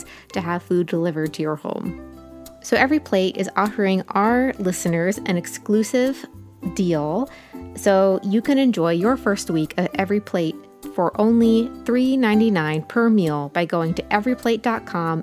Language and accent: English; Ohio River Valley, Southern Ohio, United States; moved away as an adult; now in South Carolina, United States; I'm from the Ohio River Valley